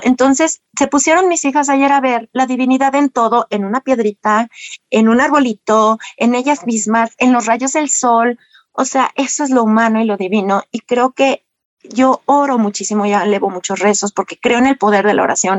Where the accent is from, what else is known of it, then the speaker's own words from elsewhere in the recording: Mexico; por ende no traigo un catolicismo arraigado como todo mexicano